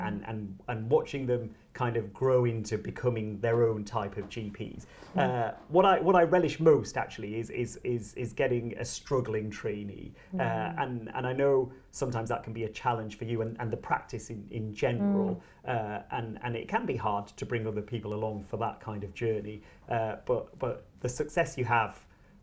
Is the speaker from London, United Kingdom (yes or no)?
no; Bradford, Yorkshire and the Humber, United Kingdom; I was born in Bradford, which sometimes gets a bad press